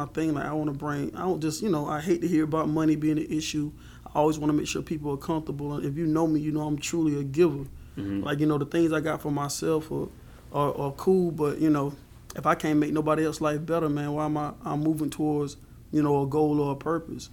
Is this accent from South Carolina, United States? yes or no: yes; Marion, South Carolina, United States; also born or lived in Rains, South Carolina; But I'm originally from Marion, the city. My mother moved mm-hmm. us down into the country park called Rains in about 96